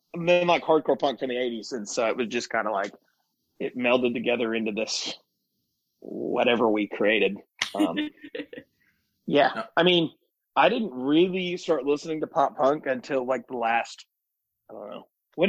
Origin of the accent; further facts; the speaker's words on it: Arkansas, United States; So I'm from Arkansas, born and raised.